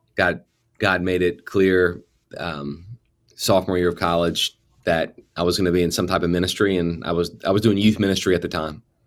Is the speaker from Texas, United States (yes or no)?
no; New Orleans, Louisiana, United States; moved away as an adult; I grew up in the New Orleans area and stayed there all the way through high school graduation